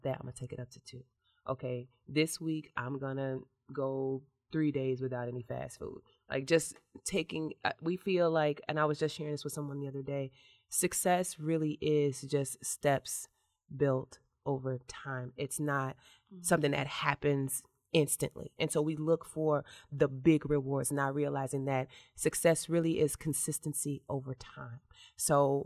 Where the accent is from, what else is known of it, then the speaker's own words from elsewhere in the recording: Robbins, Illinois, United States; I grew up in the South Suburbs